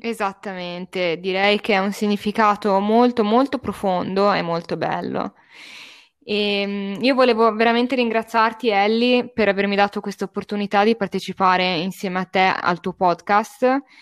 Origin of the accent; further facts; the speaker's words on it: Bolzano, Trentino-Alto Adige, Italy; now in Cecina, Italy; vivo a Cecina in Toscana, ma di origine sono di Bolzano, quindi parlo anche tedesco perché siamo una città bilingue